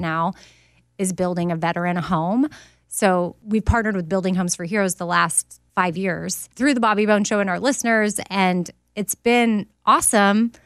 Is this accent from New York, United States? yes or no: no; Austin, Texas, United States; I'm from Austin